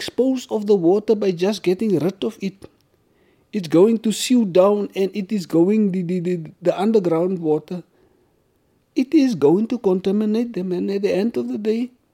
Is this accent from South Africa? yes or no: yes; Karoo, South Africa; I'm born and bred in the Karoo